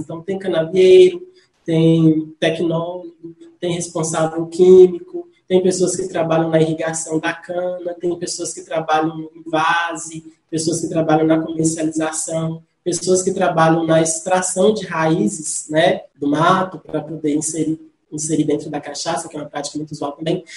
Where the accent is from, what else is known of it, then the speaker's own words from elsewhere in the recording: Salinas, Minas Gerais, Brazil; eu sou salinense Nasci em Salinas, mas fui criado em um distrito da cidade de Salinas, que é o distrito de Nova Fátima